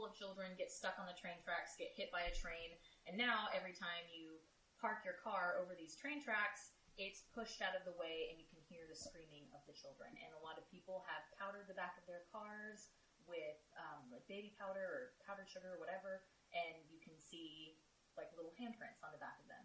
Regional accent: Texas, United States; am from here, Texas

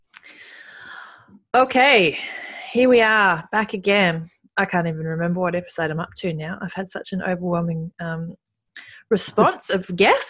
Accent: Australia; I'm Indigenous Australian myself, though I don't live in a remote community

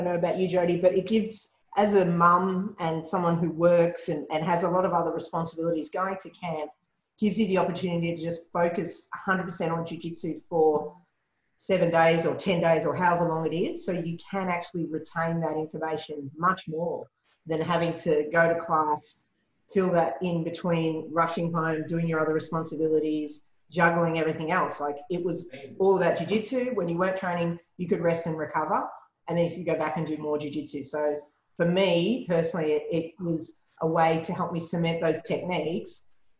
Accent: Toronto, Ontario, Canada; I'm from Toronto.

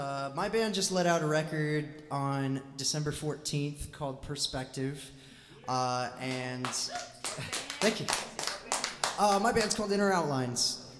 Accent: Jacksonville, Illinois, United States; also born or lived in St. Louis; I recently lived in St. Louis for a little bit and then I moved back home to my hometown of Jacksonville, Illinois.

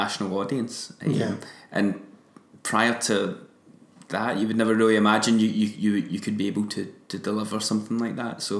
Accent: Kilmarnock, Scotland, United Kingdom; my hometown in Kilmarnock

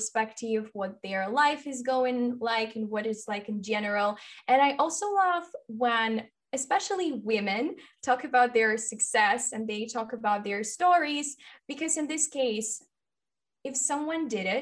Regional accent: Ukraine; first language Russian; English is a second language; I'm from Ukraine, so I'm half Russian and half Ukrainian

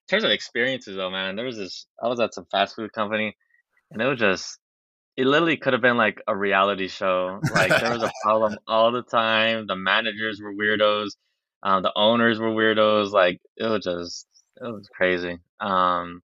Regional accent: Los Angeles, California, United States; I'm from Los Angeles, 23 years old.

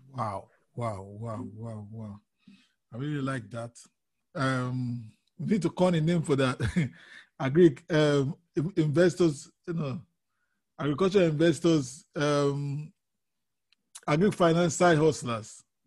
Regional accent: Nigeria; I'm from Nigeria originally, so not originally, I'm from Nigeria

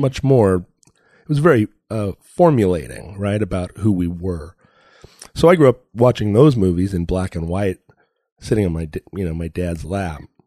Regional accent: Alaska, United States; I grew up in Alaska

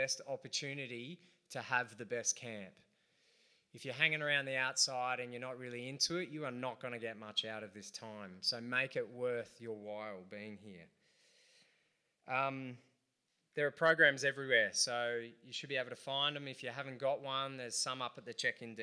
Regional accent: Central Coast, New South Wales, Australia; also born or lived in Adelaide; I'm from the Central Coast

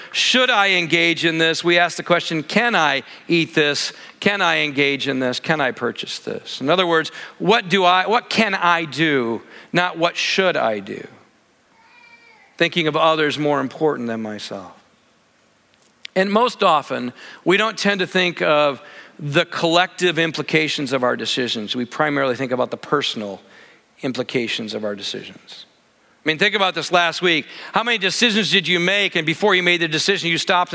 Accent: Michigan, United States; I grew up in Michigan, lots of lakes everywhere

